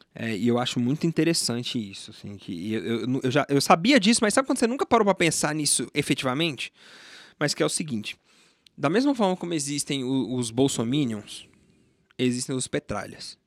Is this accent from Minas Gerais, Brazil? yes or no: no; Brasília, Federal District, Brazil; eu nasci aqui em Brasília, fui criado em Brasília